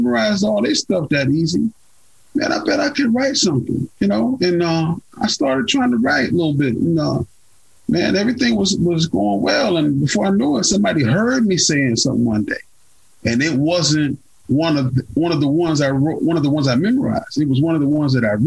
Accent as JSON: {"language": "English", "town": "Carrollton", "region": "Georgia", "country": "United States", "tie": "born or raised there", "said": "I'm born and raised in Carrollton, Georgia"}